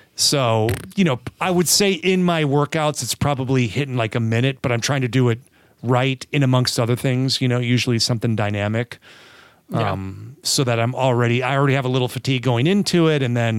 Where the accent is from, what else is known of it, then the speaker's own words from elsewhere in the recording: California, United States; accent: California; Sorry, I got that California accent coming through.